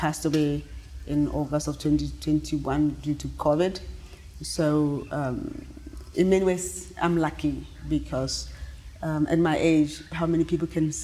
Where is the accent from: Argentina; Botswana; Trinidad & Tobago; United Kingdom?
Botswana; Mochudi, Kgatleng District; I was born in Mochudi 1,000 years ago, and the village has changed a lot since I was a little girl.